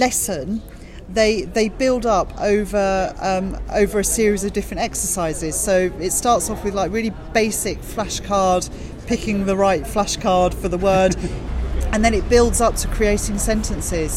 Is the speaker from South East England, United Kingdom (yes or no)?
yes; Canterbury, South East England, United Kingdom; a language school that I know in Canterbury, which is my hometown